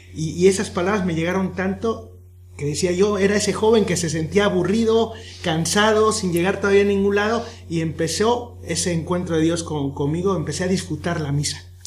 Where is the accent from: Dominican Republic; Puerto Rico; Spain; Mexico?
Mexico; Soy de México